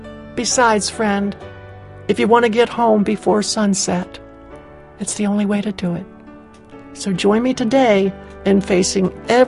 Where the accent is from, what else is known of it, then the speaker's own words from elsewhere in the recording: near the Chesapeake Bay in Maryland, United States; Growing up near the Chesapeake Bay in Maryland